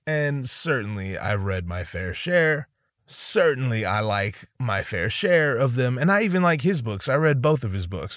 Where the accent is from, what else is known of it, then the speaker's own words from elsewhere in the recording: Northern California, United States; I didn't grow up in Southern California. I grew up in Northern California